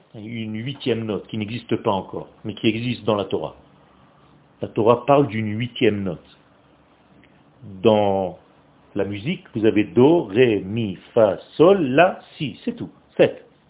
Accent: Israel; French is a second language; Moi, le français, c'est une langue étrangère pour moi. Je suis israélien.

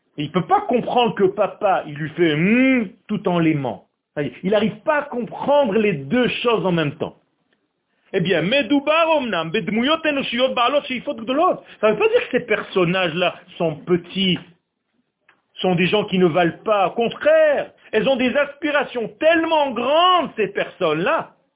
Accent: Beersheba, Southern District, Israel; first language Hebrew; French is a second language; Moi, c'est pas ma langue natale. Hein. Okay moi je parle en hébreu, moi je suis israélien. De racine, de naissance. Bercheva.

